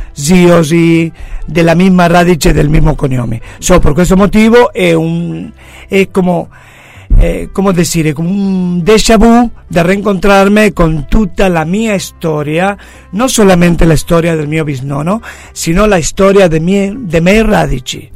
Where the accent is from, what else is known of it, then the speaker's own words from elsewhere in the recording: Buenos Aires, Argentina; Italian is a second language; also born or lived in Mar del Plata, Argentina; yo io sono nato a Buenos Aires, como te he dicho... ma el, el, el arrivo o aver eh, trasferito a Mar del Plata